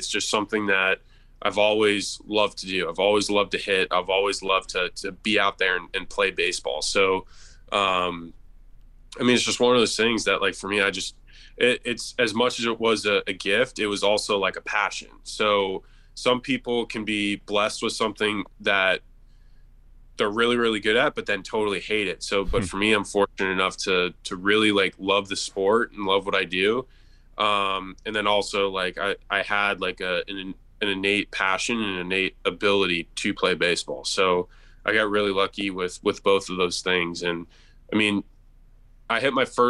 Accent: Tampa, Florida, United States; Tampa, like, there's places that I grew up going

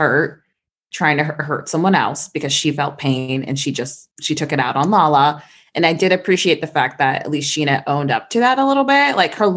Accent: Midwest, United States; we're from the Midwest

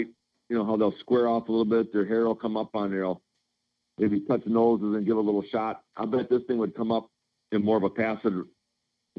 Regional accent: Illinois, United States; I'm from Illinois

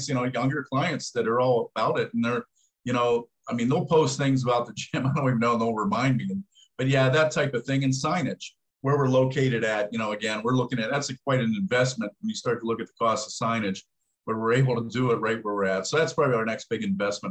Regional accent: Pittsburgh, Pennsylvania, United States; I grew up in Pittsburgh

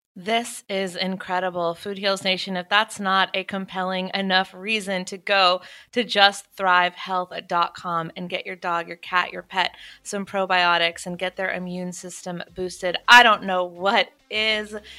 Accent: North Carolina, United States; also born or lived in Wilmington; I grew up evacuating in North Carolina, um, multiple times

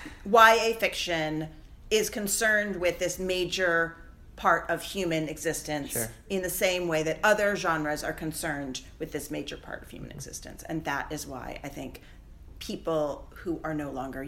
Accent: Seattle, Washington, United States; I grew up in Seattle in my teenage years

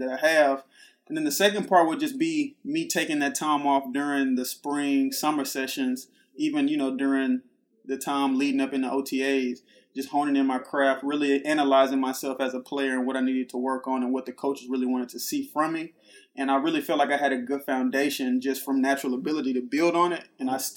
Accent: Texas, United States; moved away as an adult; now in Philadelphia, United States; growing up in Texas

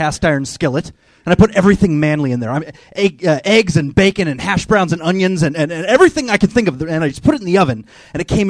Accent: Rialto, California, United States; moved away; also born or lived in Japan; Originally from Rialto, San Bernardino area

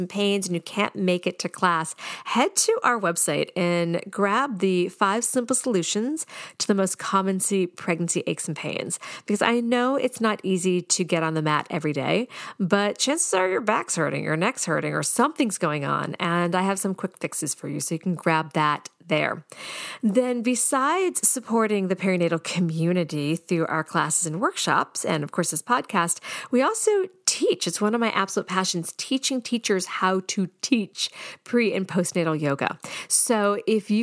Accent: Boston, Massachusetts, United States; I'm from the Boston area

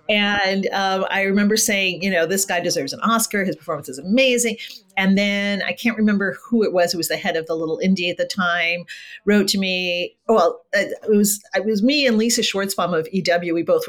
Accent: Los Angeles, California, United States; first language Spanish; English is a second language; I grew up here in LA in the Valley, Valley girl.

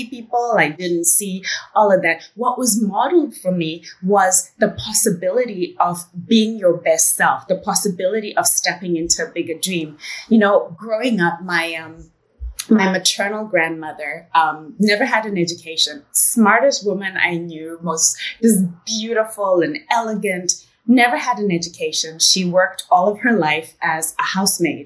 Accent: Zimbabwe; accent: British English; moved away as an adult; also born or lived in United Kingdom; I am a girl from Zimbabwe.

